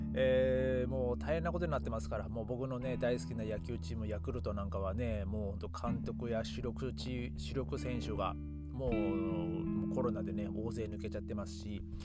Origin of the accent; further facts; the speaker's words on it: Japan; moved away as an adult; 僕の地元帰って